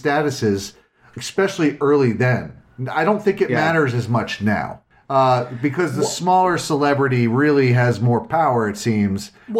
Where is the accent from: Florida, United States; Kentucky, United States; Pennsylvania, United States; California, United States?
Pennsylvania, United States; Philadelphia; moved away; I'm from Philly originally. I was born there.